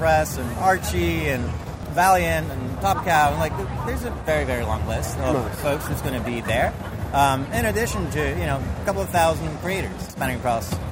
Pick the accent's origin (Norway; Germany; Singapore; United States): Norway; moved away; So I'm originally from Europe. I'm from Norway